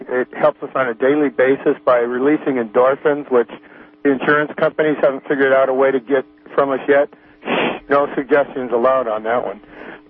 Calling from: Mendocino, California, United States; Hi, I'm calling from Mendocino. … right on the Mendocino coast

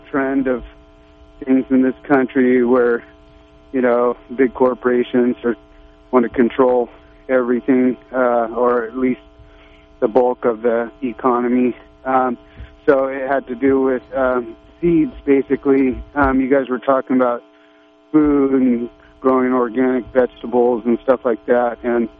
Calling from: Arcata, California, United States; I'm from the Arcata area.

